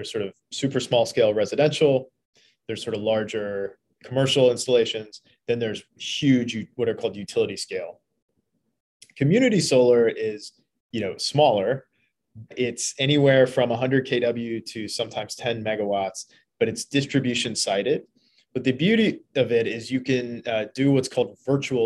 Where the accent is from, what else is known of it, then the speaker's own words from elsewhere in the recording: Eastern Kentucky, United States; moved away as an adult; also born or lived in Philadelphia / Washington, D.C.; I grew up in Eastern Kentucky, so coming to Philly was a big change.